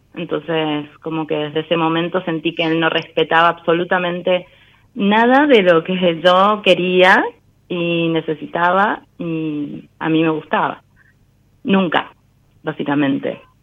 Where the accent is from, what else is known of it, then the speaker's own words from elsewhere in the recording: Godoy Cruz, Mendoza, Argentina; De Mendoza.